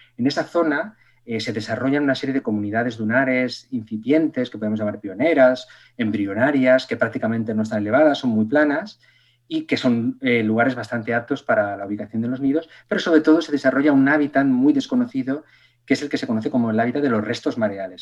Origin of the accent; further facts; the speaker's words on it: Extremadura, Spain; moved away; also born or lived in Castellón; yo vivía en Castellón, soy extremeño, pero, pero mis padres se fueron a vivir a, Castellón por razones laborales